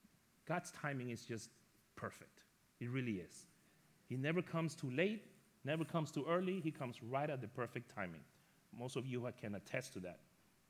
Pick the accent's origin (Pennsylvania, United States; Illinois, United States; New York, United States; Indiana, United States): New York, United States; And just so you know, I am from New York, and I am Latino.